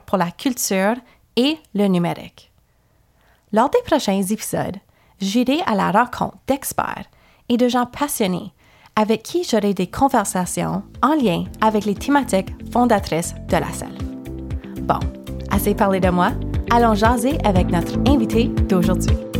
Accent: Eastern Ontario, Canada; je suis originaire de l'Est ontarien

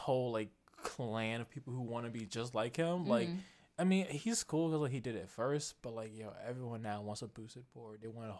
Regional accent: Virginia, United States; moved away as an adult; now in Boston, United States; From Virginia, did it VA. We call where I'm from the DMV.

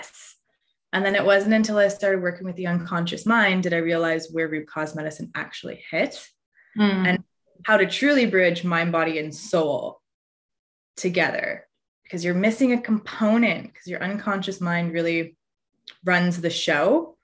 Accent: Newmarket, Ontario, Canada; I grew up in Newmarket, Ontario

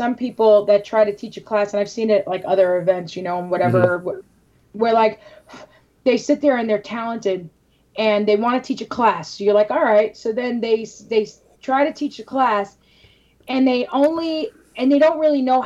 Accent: New York City, New York, United States; I'm from New York City

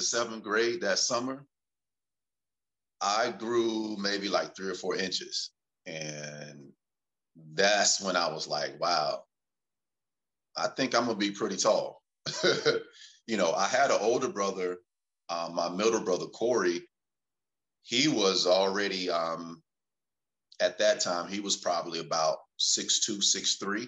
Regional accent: North Carolina, United States; moved away as an adult; also born or lived in Tennessee; growing up in North Carolina

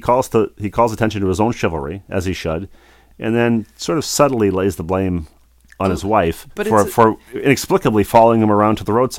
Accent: Bloomington, United States; that's how we were raised in Bloomington

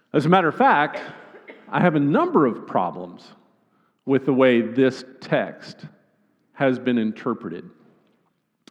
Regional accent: Northwest Arkansas, United States; I'm from Northwest Arkansas

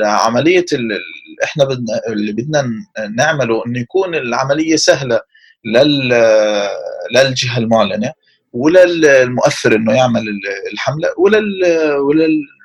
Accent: Palestine; احنا عندنا في فلسطين

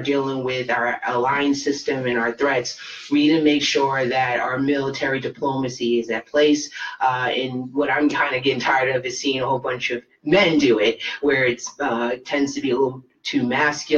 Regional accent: United States; I'm American

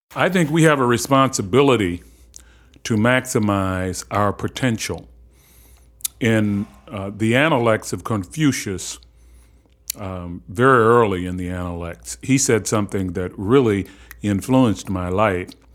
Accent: Baltimore, Maryland, United States; I grew up in Cherry Hill in the public housing project of Baltimore.

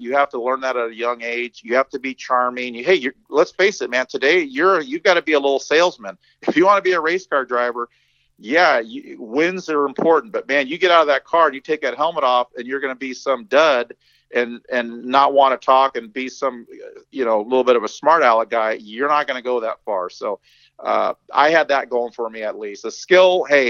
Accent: Torrance, California, United States; also born or lived in San Pedro / Harbor City; I grew up in South Torrance, man, San Pedro and San Pedro, as the Mexicans say, and Harbor City.

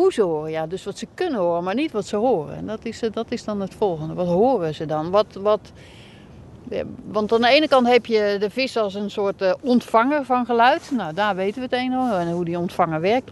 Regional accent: North Brabant, Netherlands; moved away as an adult; also born or lived in Wadden Islands; Ik ben eh, geboren en getogen in Brabant

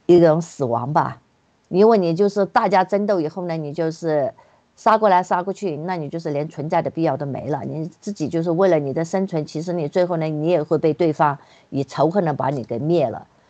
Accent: China; moved away as an adult; now in United States; 我们从小在，呃，大陆呢所学的就是所谓的唯物主义

